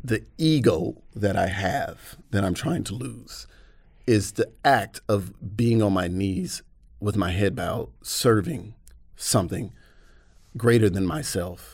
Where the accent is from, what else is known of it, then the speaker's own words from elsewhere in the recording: Atlanta, Georgia, United States; moved away as an adult; now in United Kingdom; I was born and raised in Atlanta.